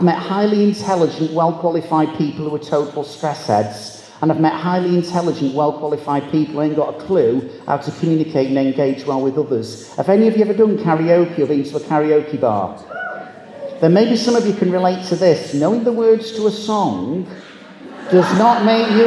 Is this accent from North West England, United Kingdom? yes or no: yes; Manchester, North West England, United Kingdom; I'm from Manchester